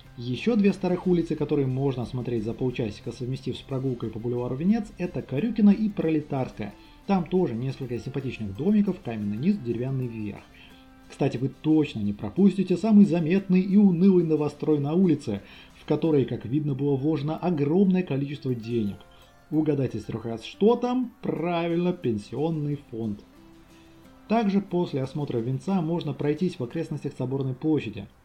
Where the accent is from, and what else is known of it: Ulyanovsk, Ulyanovsk Oblast, Russia; born or raised there